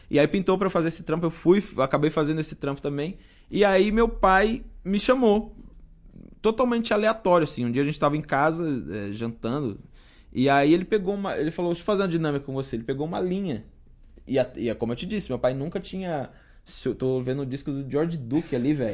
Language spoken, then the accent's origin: Portuguese; São Bernardo do Campo, São Paulo, Brazil; Uma das melhores escolas da, lá da minha cidade, lá de São Bernardo.